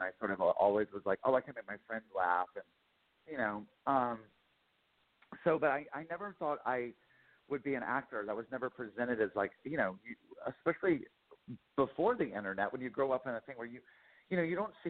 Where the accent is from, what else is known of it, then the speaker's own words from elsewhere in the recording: Lincolnton, North Carolina, United States; We moved around a lot, but mainly all over North and South Carolina. I always say I'm from Lincoln to North Carolina, which is like, I just outside of Charlotte.